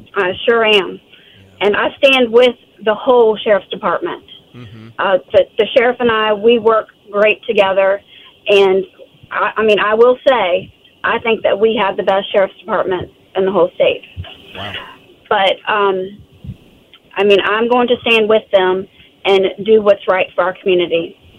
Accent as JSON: {"language": "English", "town": "Goochland", "region": "Virginia", "country": "United States", "tie": "born or raised there", "said": "I've been born and raised in Goochland"}